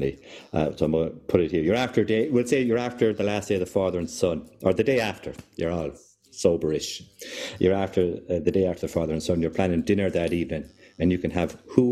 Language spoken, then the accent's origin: English; Kilfenora, Munster, Ireland; I'm from Kilfenora